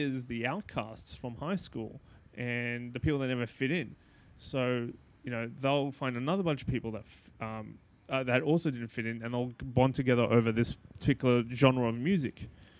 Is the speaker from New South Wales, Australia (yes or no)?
yes; Sydney, New South Wales, Australia; I grew up in like Bankstown, Greenacre area.